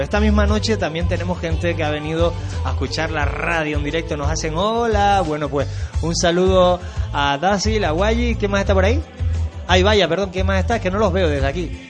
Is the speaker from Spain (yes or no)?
yes; Canary Islands, Spain; aquí somos en Canarias muy, muy, muy, muy murgueros